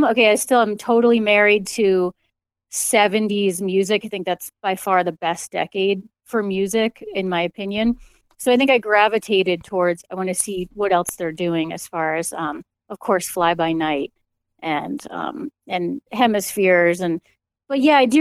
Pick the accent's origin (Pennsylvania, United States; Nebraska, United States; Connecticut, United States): Connecticut, United States; I grew up in Connecticut